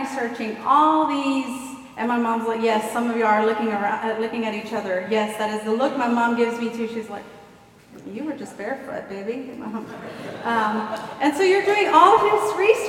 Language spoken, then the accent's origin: English; Houston, Texas, United States; I grew up in Gulfton